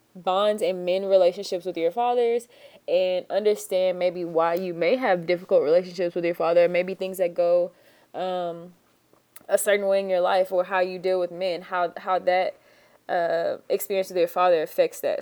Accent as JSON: {"language": "English", "town": "Fresno", "region": "Texas", "country": "United States", "said": "we are reporting live from the Phillips headquarters in Fresno, Texas, south of Houston, Texas, because that's where I'm from"}